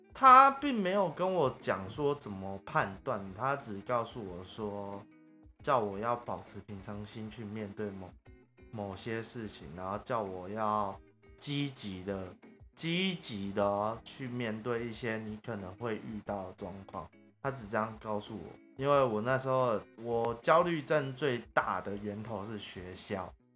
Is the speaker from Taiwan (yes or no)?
yes; Taiwan; accent: Taiwanese Mandarin; 我有点台湾国语